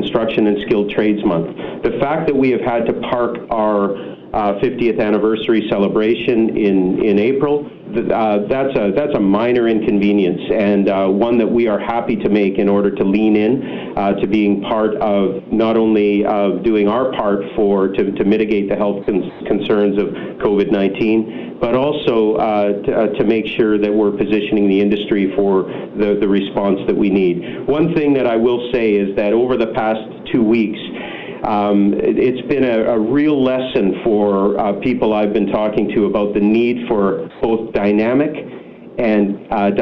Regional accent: British Columbia, Canada; as British Columbians

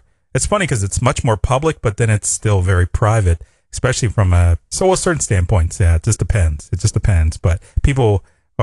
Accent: Pittsburgh, Pennsylvania, United States; So I'm from Pittsburgh

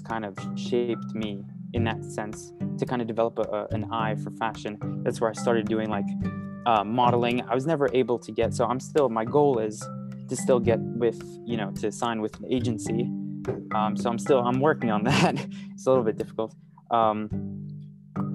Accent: New York City, New York, United States; I grew up in New York, born and raised in Manhattan, straight in the middle of the city

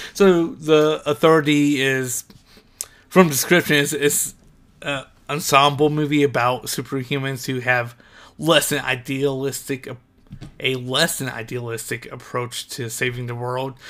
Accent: Ohio, United States; moved away; go back to Ohio, I should say, 'cause I'm from Ohio

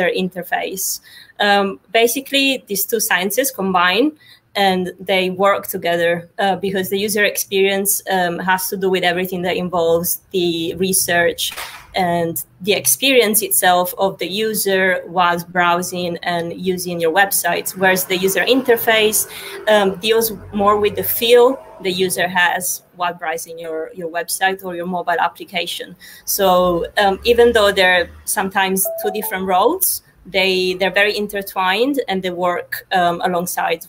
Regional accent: Sicily, Italy; now in London, United Kingdom; I'm in Sicily right now, even though I live in London, but I'm from Italy and I'm enjoying the summer in my beautiful, sunny and warm island right now.

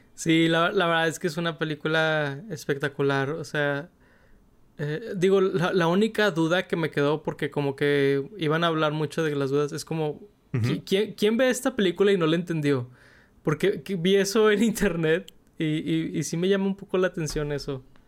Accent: Mexico; de origen mexicano, igual que un servidor

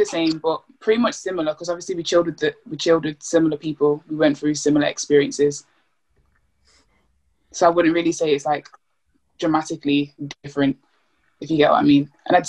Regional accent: Nigeria; Just for Nigerian.

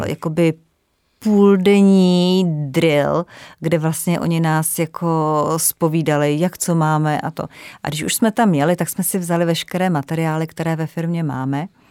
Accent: Ore Mountains, Czechia; moved away as an adult; also born or lived in Frankfurt; já jsem ještě z Krušných hor a já jsem vyrůstala tak napůl trošku v lese

